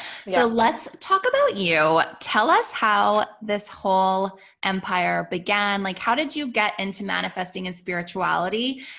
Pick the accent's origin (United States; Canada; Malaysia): Canada; I'm Canadian.